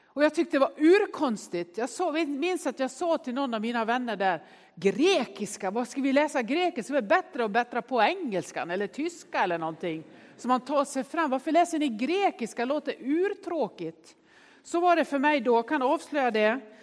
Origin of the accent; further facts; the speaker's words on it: Nås, Dalarna County, Sweden; Jag är ju uppväxt i Nås i Västerdalarna